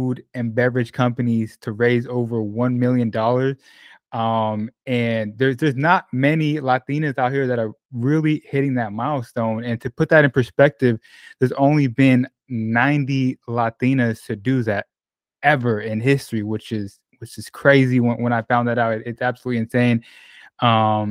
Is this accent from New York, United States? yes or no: no; Northern California, United States; I grew up in Northern California and also lived in Southern California